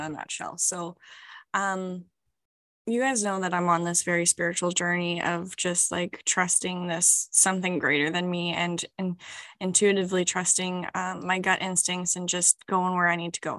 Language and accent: English; Canada; moved away as an adult; now in New Zealand; I am a Canadian